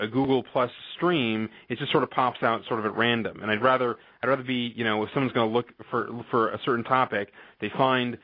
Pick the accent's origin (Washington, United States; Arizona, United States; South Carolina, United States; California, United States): California, United States; now in Illinois, United States; I'm originally from California and I moved to Illinois